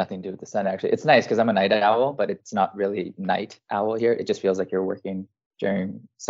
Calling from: Iceland; I am joining from Iceland, which is where I was living when I met you in September of 2019.

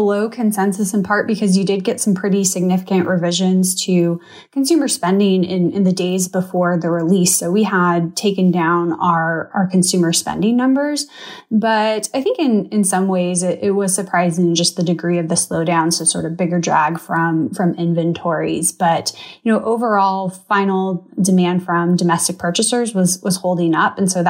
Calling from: Charlotte, North Carolina, United States; So I'm joining you from Charlotte. So our closest NHL team is in Raleigh.

